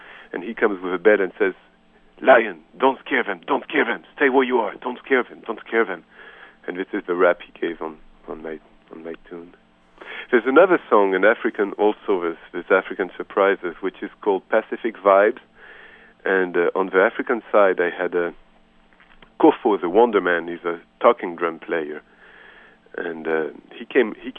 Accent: Geneva, Switzerland; English is a second language; also born or lived in Marseille, France / Boston / Brazil / Paris; now in New York, United States; I grew up in Geneva, Switzerland

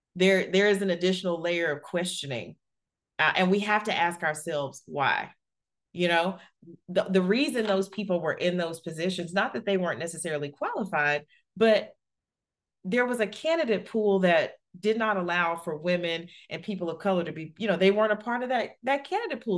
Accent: Alabama, United States; I grew up in Alabama in the, you know, early eighties

